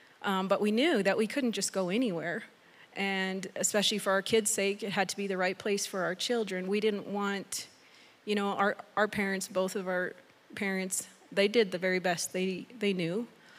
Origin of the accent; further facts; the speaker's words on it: Mexico; also born or lived in Canada / Texas; now in United States; I was born in Mexico, and then I lived in Canada for 12 years, back in Mexico for 3 years as a teenager, and then to Texas, and so Texas is so far the longest place I've lived